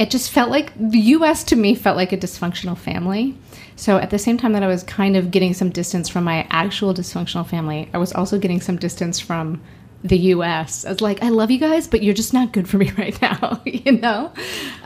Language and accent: English; United States; moved away as an adult; also born or lived in Montreal; now in Toronto, Canada; I'm American. I'm from the States, but I haven't lived there in ages